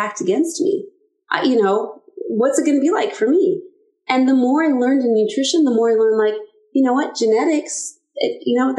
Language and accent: English; Stillwater, United States; moved away as an adult; also born or lived in Omaha, Nebraska; I was born and raised in Stillwater, and 33 years ago, moved to Omaha, Nebraska with my then husband